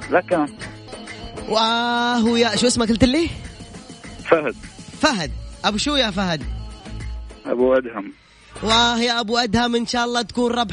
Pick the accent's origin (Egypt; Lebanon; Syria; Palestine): Syria; Homs, Homs Governorate; now in Riyadh, Saudi Arabia; انا من سوريا اهلا من سوريا من وين من سوريا؟ من حمص